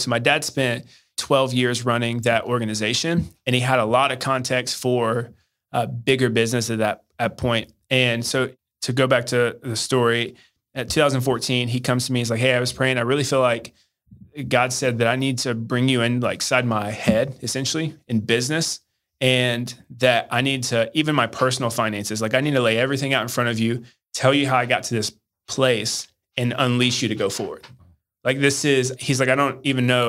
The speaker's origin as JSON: {"language": "English", "town": "Hendersonville", "region": "Tennessee", "country": "United States", "tie": "born or raised there", "also_born_or_lived": "Arkansas", "said": "I grew up in Nashville, Tennessee, or just outside of Nashville suburb, uh, Hendersonville, Tennessee"}